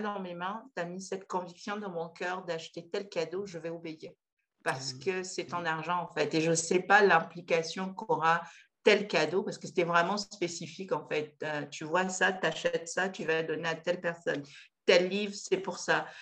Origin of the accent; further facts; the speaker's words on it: Pointe-Noire, Republic of the Congo; je suis originaire du Congo-Brazzaville, donc euh, je suis née à Pointe-Noire, dans la ville maritime